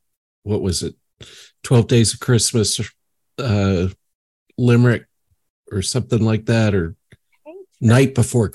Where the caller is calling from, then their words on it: South Carolina, United States; South Carolina.